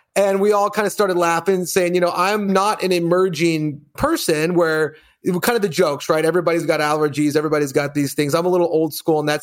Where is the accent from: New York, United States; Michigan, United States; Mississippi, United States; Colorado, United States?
Colorado, United States; I grew up in Colorado, all boys